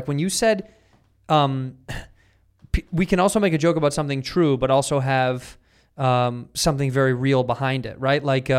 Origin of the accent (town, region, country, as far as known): Chicago, Illinois, United States